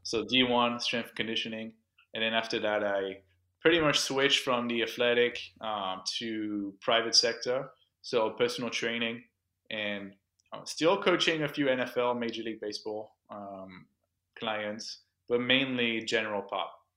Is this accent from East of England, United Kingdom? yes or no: no; London, United Kingdom; accent: Franglish; also born or lived in Miami; now in Orlando, United States; born and raised in, in the U K, uh, London